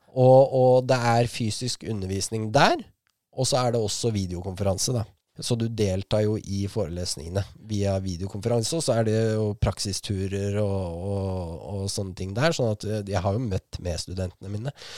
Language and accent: Norwegian; Askim, Østfold, Norway; hjembyen min